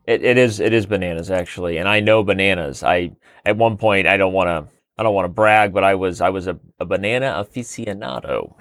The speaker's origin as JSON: {"language": "English", "town": "Mesa", "region": "Arizona", "country": "United States", "tie": "born or raised there", "also_born_or_lived": "Colorado", "said": "I was born in Mesa, Arizona, raised in Mesa, Arizona, and lived in Mesa, Arizona"}